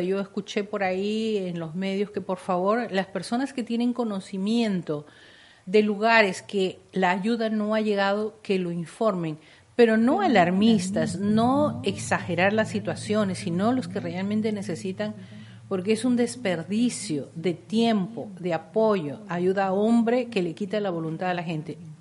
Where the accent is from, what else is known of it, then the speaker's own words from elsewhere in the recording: Peru; todos somos peruanos